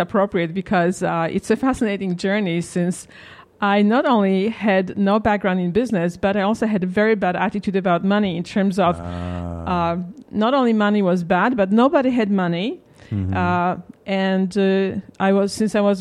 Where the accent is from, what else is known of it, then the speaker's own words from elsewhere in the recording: Warsaw, Masovian Voivodeship, Poland; moved away as an adult; also born or lived in London; now in United States; I grew up in Poland when it was still a communist country